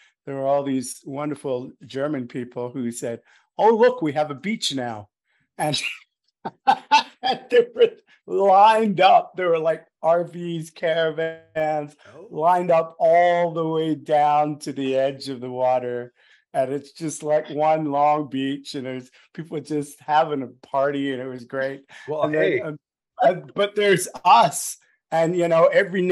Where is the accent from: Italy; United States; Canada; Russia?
Canada; we were the only Canadians on board